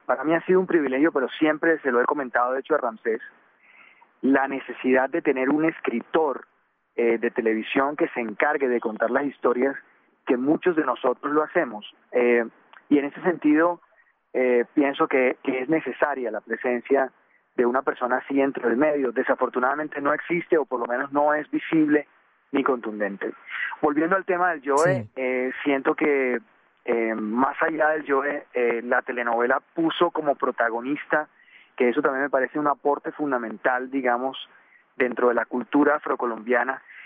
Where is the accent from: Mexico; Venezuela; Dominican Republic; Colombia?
Colombia; nosotros como colombianos